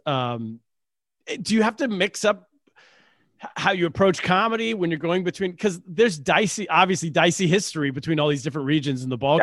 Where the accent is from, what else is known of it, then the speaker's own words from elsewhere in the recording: Sacramento, California, United States; my hometown, the Sacramento Kings.